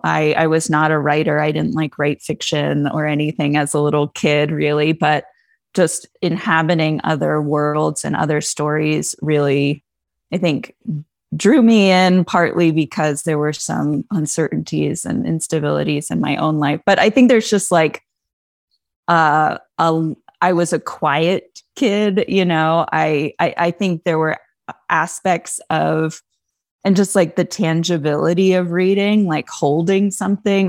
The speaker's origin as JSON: {"language": "English", "area": "the Poconos", "region": "Pennsylvania", "country": "United States", "tie": "born or raised there", "said": "I grew up in the Poconos in Pennsylvania mostly"}